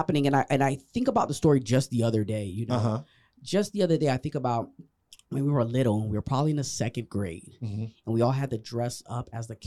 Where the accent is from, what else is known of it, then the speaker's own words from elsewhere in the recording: Miami, Florida, United States; also born or lived in Broward County (954), Florida; Born and raised here in Miami, Florida